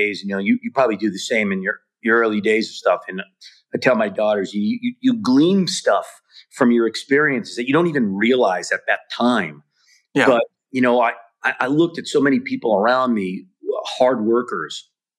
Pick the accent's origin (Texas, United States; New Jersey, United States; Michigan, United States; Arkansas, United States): New Jersey, United States; moved away; also born or lived in New York / Long Island / Los Angeles; I grew up in New Jersey.